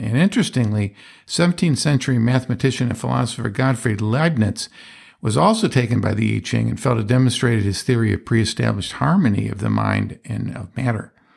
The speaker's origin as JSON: {"language": "English", "town": "Johnstown", "region": "Pennsylvania", "country": "United States", "tie": "born or raised there", "said": "That's where I was born"}